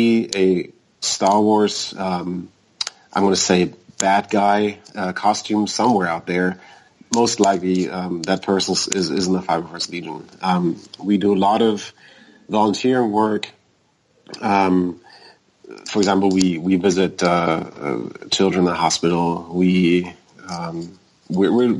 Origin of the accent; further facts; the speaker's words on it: Germany; moved away as an adult; now in United States; I was born in Germany. I moved to the U.S. 10 years ago.